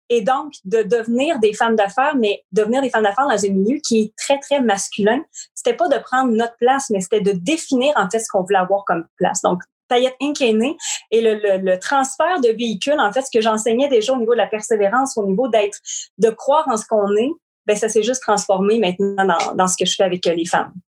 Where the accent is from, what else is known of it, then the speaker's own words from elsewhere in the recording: Shawinigan, Quebec, Canada; Je suis de Shawinigan. Écoute, encore, j'habite encore ici